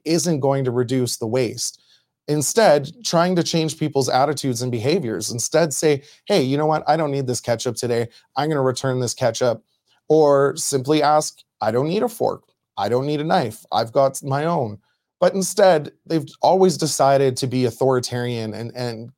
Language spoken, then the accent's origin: English; Medicine Hat, Alberta, Canada; my hometown, Medicine Hat